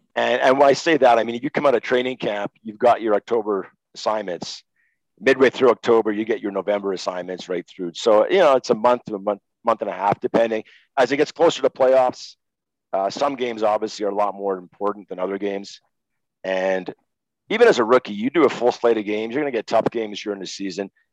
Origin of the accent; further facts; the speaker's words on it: Montreal, Quebec, Canada; I'm a kid from Montreal, grown up watching Guy Lafleur.